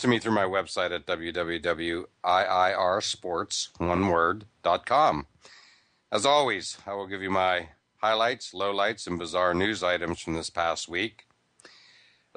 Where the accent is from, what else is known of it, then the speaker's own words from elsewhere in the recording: near Pittsburgh, Pennsylvania, United States; moved away; I grew up near Pittsburgh, grew up going to Forbes Field